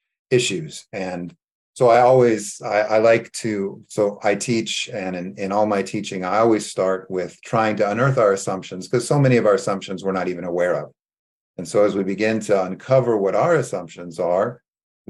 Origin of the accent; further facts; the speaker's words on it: California, United States; moved away as an adult; also born or lived in Beirut, Lebanon; I grew up in California